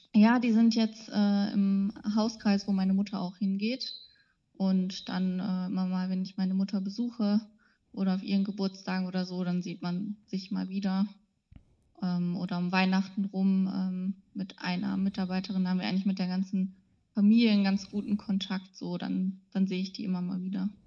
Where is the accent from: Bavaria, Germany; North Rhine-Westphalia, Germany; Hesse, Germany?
North Rhine-Westphalia, Germany; Radevormwald; moved away as an adult; also born or lived in Ulm; now in Osnabrück, Germany; ich komme aus dem Bergischen Land, also aus der Nähe von Wuppertal, aus Rade vorm Wald. Da bin ich aufgewachsen